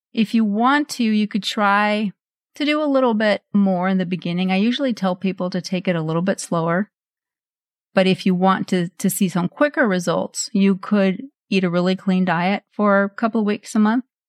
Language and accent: English; Norway; moved away; I grew up in Norway and we had this chocolate spread.